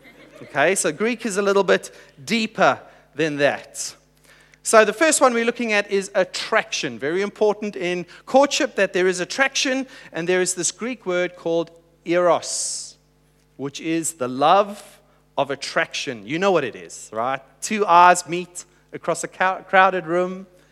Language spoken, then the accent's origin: English; Hong Kong; now in Adelaide, Australia; And so I just said we're new to Adelaide, and we're originally from Hong Kong.